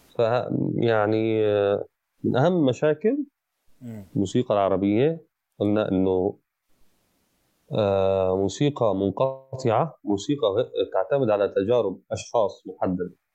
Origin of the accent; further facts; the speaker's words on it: Aleppo, Aleppo Governorate, Syria; انا كحلبي